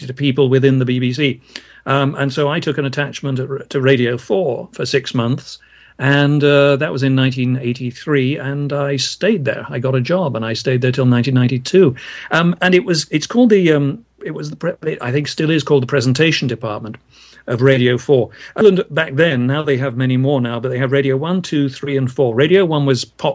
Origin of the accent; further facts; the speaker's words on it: Brighton, South East England, United Kingdom; moved away as an adult; also born or lived in London; now in San Francisco Bay Area, United States; I was born and brought up in Brighton, which is a town on the south coast of England